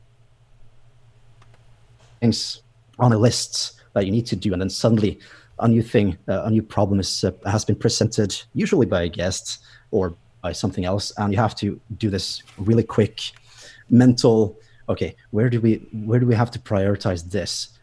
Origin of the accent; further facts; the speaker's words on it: Bergen, Vestland, Norway; here in Bergen, or here in my hometown.